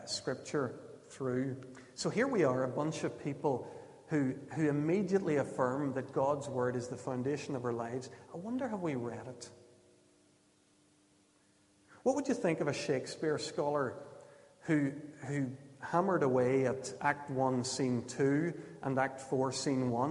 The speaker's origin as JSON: {"language": "English", "area": "Ulster", "region": "Northern Ireland", "country": "United Kingdom", "tie": "born or raised there", "said": "what I grew up with in Ulster evangelicalism"}